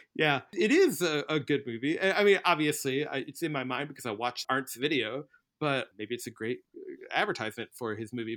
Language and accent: English; Midwest, United States; a Midwesterner